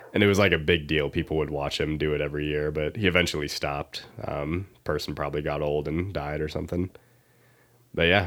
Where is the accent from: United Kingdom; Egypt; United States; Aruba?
United States; Iowa; I'm from Iowa.